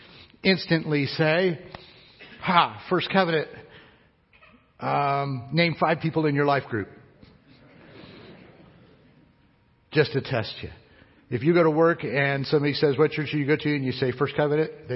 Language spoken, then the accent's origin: English; United States; I'm an American